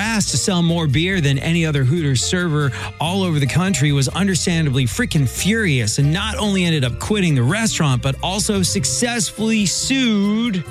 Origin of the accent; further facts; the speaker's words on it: England, United Kingdom; now in United States; when I was growing up in England